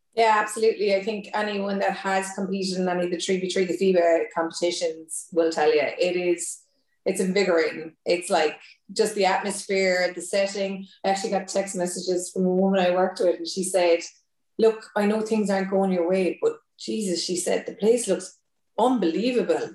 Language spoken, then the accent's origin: English; Thurles, Munster, Ireland; moved away; also born or lived in Cork; I'm originally from Tip